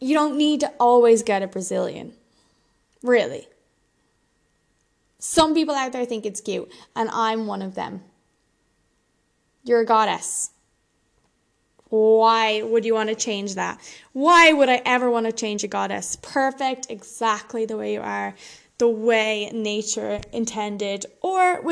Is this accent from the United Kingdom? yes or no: no; Ireland; I'm Irish and super pale